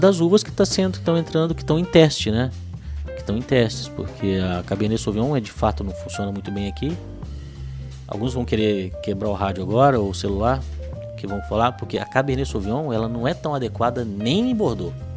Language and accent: Portuguese; Minas Gerais, Brazil; Eu, como mineiro